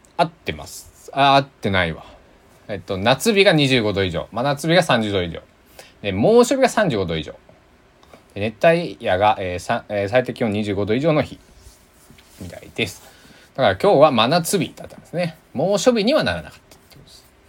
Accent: Kochi, Japan; moved away as an adult; now in Takamatsu, Japan; 僕のね地元の高知は

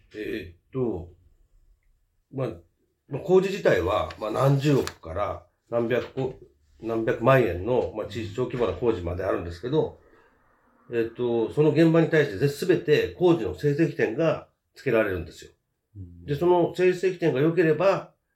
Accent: Fuchu, Tokyo, Japan; also born or lived in Shinagawa, Tokyo; 府中は10歳の時に品川区から引っ越してきて、えー、36年目になります

